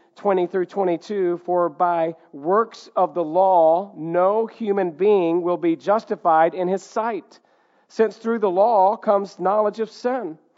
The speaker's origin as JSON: {"language": "English", "region": "the South", "country": "United States", "tie": "born or raised there", "said": "Growing up in the South"}